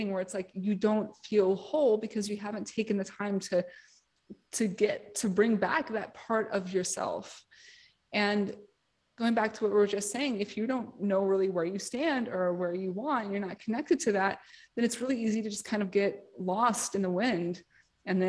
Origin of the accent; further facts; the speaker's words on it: New York City, New York, United States; I'm from New York City